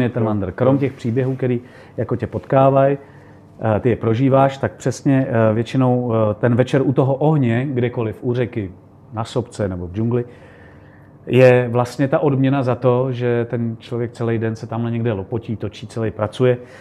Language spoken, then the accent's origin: Czech; Czechia; my jsme z Čech